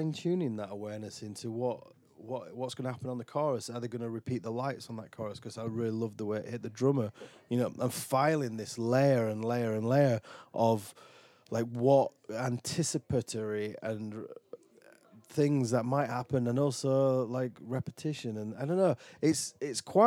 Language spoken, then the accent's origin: English; Dewsbury, Yorkshire and the Humber, United Kingdom; now in Falmouth, United Kingdom; I'm from Dewsbury, West Yorkshire, where everybody is a fucking welder or on the dole.